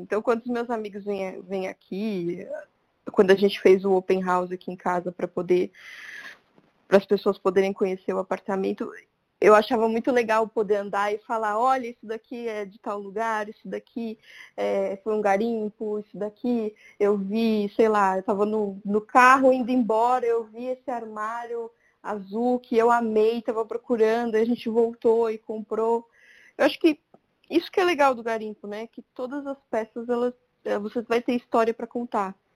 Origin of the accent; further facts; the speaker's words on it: Santo André, São Paulo, Brazil; moved away as an adult; also born or lived in São Caetano do Sul / Bela Vista, São Paulo; now in São Paulo, Brazil; E eu morei minha vida inteira em Santo André, em uma única casa, com a minha avó.